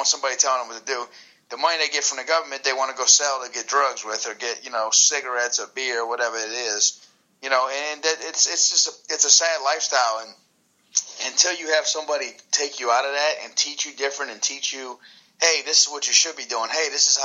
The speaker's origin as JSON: {"language": "English", "town": "New Orleans", "region": "Louisiana", "country": "United States", "tie": "born or raised there", "said": "I grew up in New Orleans"}